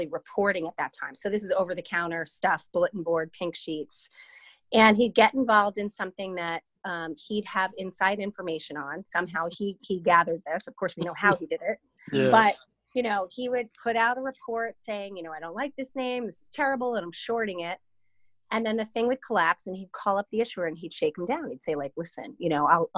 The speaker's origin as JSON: {"language": "English", "area": "Long Island", "region": "New York", "country": "United States", "said": "I'm from Long Island"}